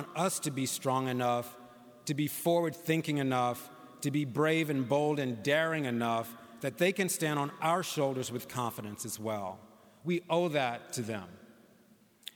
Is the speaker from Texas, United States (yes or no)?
no; St. Louis, Missouri, United States; growing up in St. Louis